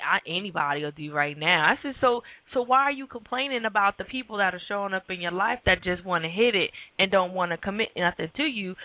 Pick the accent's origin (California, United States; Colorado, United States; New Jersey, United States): New Jersey, United States; moved away; I'm from New Jersey. We walk all the time